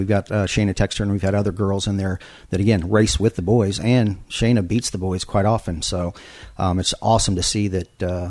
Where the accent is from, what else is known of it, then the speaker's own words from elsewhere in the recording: Denver, Colorado, United States; moved away; also born or lived in Springfield, Illinois; I was born in Springfield, Illinois, but only stayed there till I was about one. Grew up in Denver, Colorado, road raced motorcycles as a kid